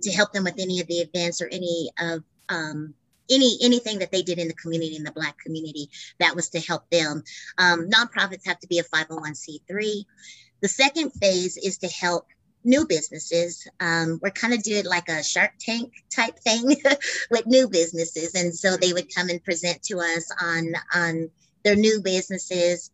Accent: Albuquerque, New Mexico, United States; born and raised in Albuquerque

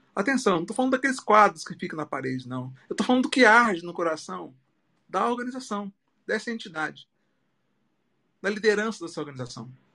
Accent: Minas Gerais, Brazil; now in Natal, Brazil; Eu sou mineiro

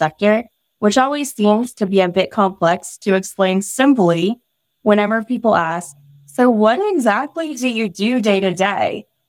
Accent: Virginia, United States; also born or lived in Mountain View, United States; I was born in Mountain View, California, home of Google headquarters, and moved around a good bit throughout my childhood, eventually landing in Southern Virginia, in the Hampton Roads area.

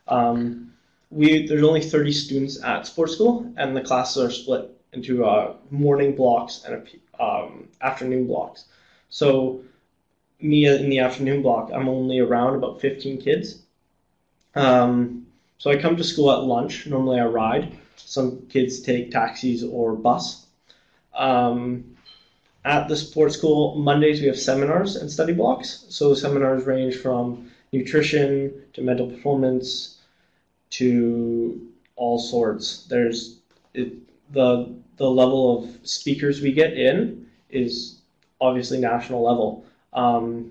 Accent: Vancouver, British Columbia, Canada; I grew up in Vancouver, actually. I lived there until I was about 10

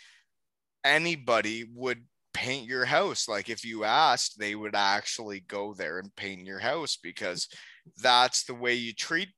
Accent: Elmira, Ontario, Canada; my hometown

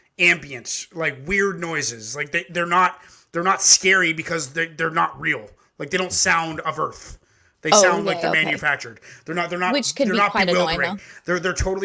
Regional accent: Canada; our country's twice as big

